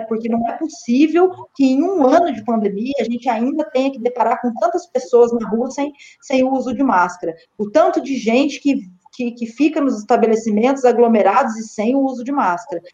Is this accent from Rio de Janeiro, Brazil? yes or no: no; Guaxupé, Minas Gerais, Brazil; o município onde eu nasci, fui criada